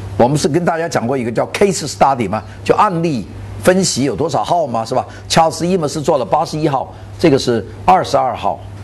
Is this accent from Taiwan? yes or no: no; China; 我们中国人